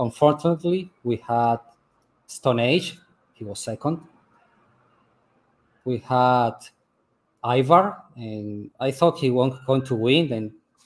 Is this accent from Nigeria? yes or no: no; Venezuela; English is a second language; moved away as an adult; now in Uruguay; I'm really Venezuelan. I was born in Venezuela, and I moved to Uruguay 5 years ago. I established here, and I live and work in a warehouse here.